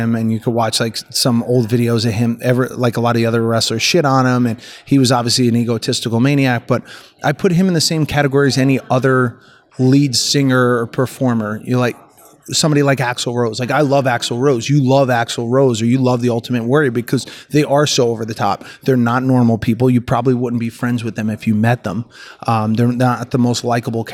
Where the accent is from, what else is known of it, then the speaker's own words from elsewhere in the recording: Newark, New Jersey, United States; also born or lived in Montclair, New Jersey; now in New York, United States; I grew up in Newark, New Jersey